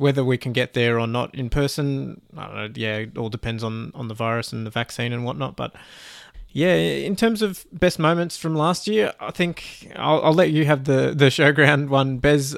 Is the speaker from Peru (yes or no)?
no; Canada; as a Canadian fan